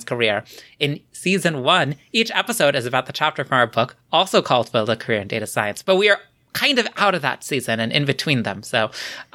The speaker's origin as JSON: {"language": "English", "country": "United States", "said": "an American Yankee"}